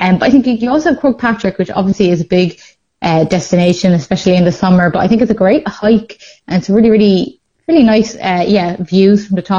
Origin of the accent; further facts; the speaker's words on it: England, United Kingdom; I think I'm definitely partial to a scenic ocean view because I'm from the Midlands.